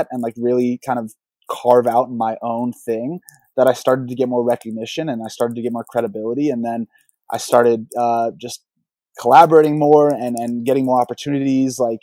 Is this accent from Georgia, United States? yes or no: yes; Atlanta, Georgia, United States; that's where I got my love for hip hop and trap, is just growing up in Atlanta